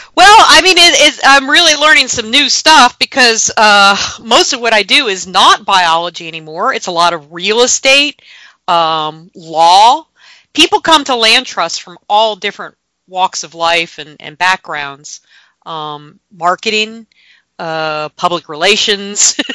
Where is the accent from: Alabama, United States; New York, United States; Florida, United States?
Florida, United States; Gainesville; I am from North Florida. I was born and grew, uh, grew up in Gainesville